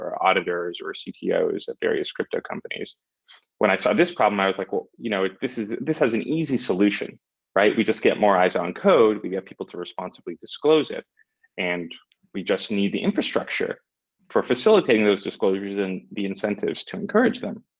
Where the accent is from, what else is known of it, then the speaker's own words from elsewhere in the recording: Vancouver, British Columbia, Canada; now in Portugal; I'm from Canada. I'm from Vancouver